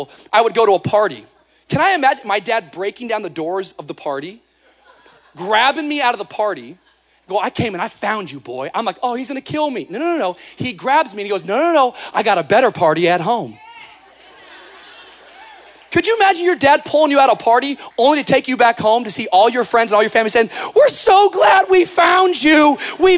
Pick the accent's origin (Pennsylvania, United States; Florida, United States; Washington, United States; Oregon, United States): Washington, United States; moved away; Washington. That's where I grew up, state of Washington.